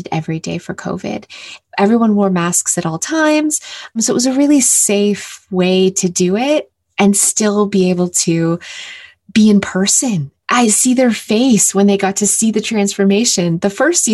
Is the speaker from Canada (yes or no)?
yes; Canada; I'm from Canada